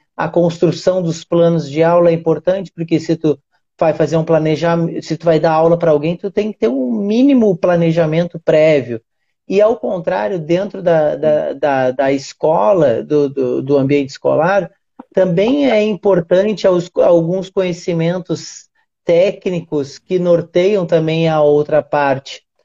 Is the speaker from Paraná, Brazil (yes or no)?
no; Rio Grande do Sul, Brazil; eu sou gaúcho